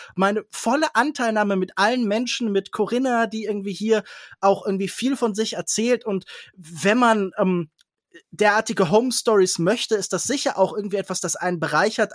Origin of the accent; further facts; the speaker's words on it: Kerpen, North Rhine-Westphalia, Germany; moved away; also born or lived in Baden-Württemberg; ich habe in Kerpenbrüggen gewohnt, ich bin in Kerpen zur Schule gegangen